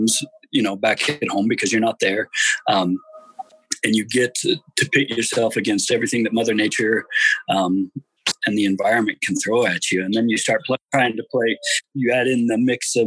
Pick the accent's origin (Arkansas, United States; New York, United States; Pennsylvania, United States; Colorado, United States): Colorado, United States; also born or lived in Arizona; We moved to Colorado from Arizona